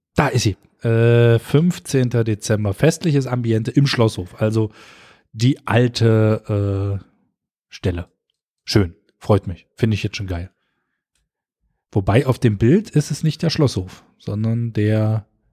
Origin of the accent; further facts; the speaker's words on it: Köthen, Saxony-Anhalt, Germany; wir kommen ja aus Köthen